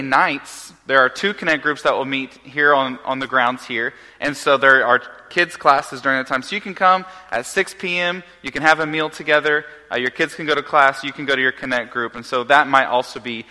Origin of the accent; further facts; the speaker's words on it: Oklahoma, United States; moved away; growing up in Oklahoma